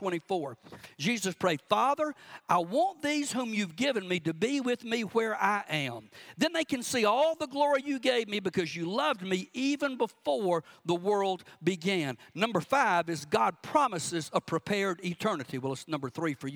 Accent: Cordele, Georgia, United States; I'll be in my hometown at Pena Baptist Church in Cordell

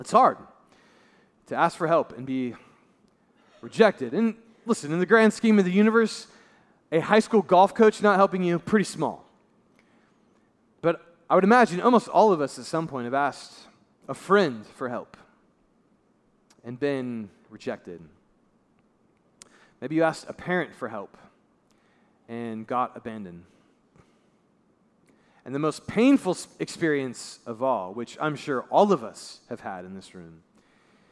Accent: Brownsburg, Indiana, United States; I'm from Brownsburg, Indiana, downstate a little bit from here.

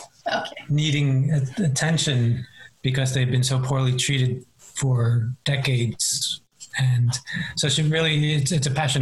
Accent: New York City, New York, United States; I was born and raised in Queens, New York

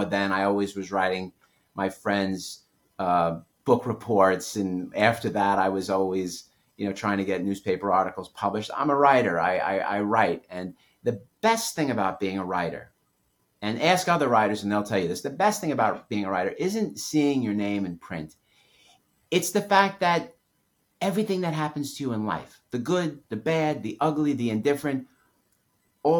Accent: New York City, New York, United States; I grew up in New York City

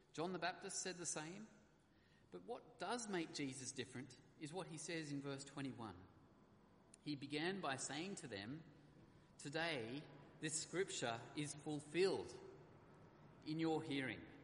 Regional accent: Australia; being an Aussie

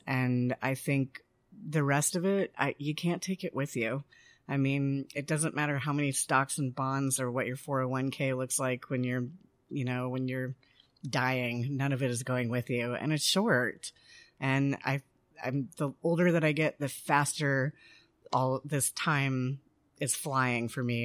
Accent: Denver, Colorado, United States; moved away as an adult; also born or lived in Washington, D.C. / Mexico / Eureka Springs, Arkansas; now in Fayetteville, United States; I am not from here. I grew up in Denver

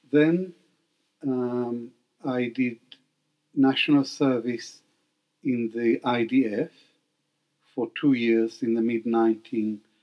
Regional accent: Baghdad, Baghdad Governorate, Iraq; born there; So my first identity was that of an Arab Jew. I was born in Baghdad and um, to a Jewish family, and we were Arabs.

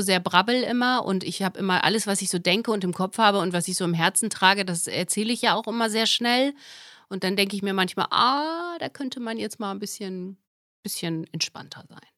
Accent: Germany; moved away; ich bin Redakteurin, Schrägstrich, Moderatorin jetzt bei Radio Bremen. Da fange ich jetzt an. Meine alte Heimat hat mich wieder

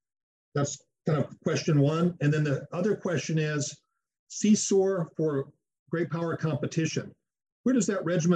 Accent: United States; as the American in the group

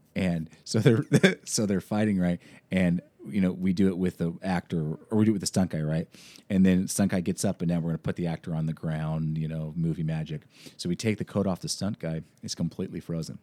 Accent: Washington, United States; moved away; I'm from Washington State

